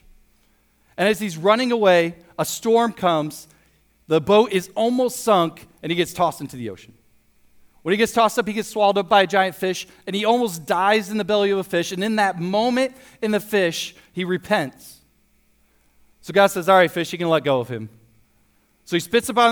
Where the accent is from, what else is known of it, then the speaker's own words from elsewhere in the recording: Toledo, Ohio, United States; also born or lived in Springfield, Missouri; I grew up in Toledo, went to Toledo Christian High School